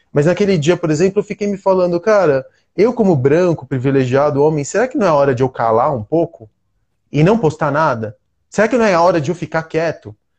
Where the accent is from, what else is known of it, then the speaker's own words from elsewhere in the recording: Brazil; aqui no Brasil a gente está num lugar de privilégio